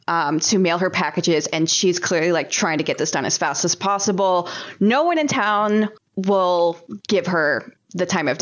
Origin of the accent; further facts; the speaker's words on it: near Slidell, Louisiana, United States; Slidell, Louisiana, which is actually very close to my hometown.